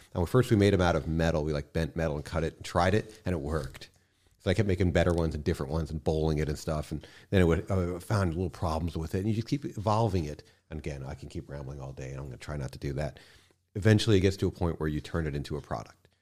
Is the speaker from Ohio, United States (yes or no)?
no; New York City, New York, United States; also born or lived in Long Island; I grew up in Manhattan, um, and from there we moved out to Long Island for a little